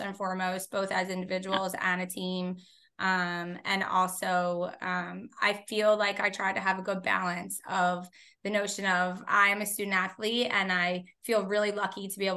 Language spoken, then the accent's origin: English; Philadelphia, Pennsylvania, United States; I grew up in Northeast Philadelphia